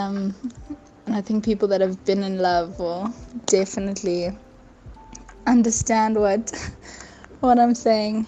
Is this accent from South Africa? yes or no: yes; Johannesburg, Gauteng, South Africa; I am from Johannesburg, South Africa